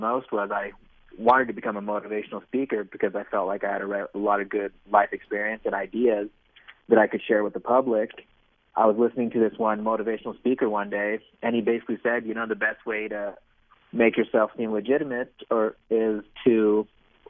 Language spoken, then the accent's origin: English; Nevada, United States; moved away as an adult; also born or lived in Massachusetts / Arizona; I grew up in Nevada